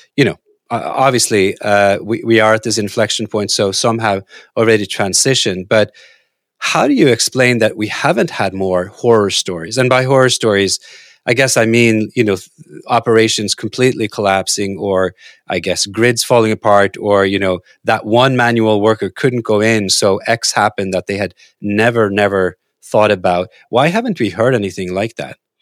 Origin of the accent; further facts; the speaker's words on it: Norway; moved away; I grew up in Norway